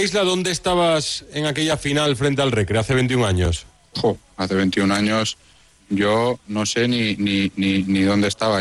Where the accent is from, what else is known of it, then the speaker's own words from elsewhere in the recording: Mallorca, Balearic Islands, Spain; siendo mallorquín de la casa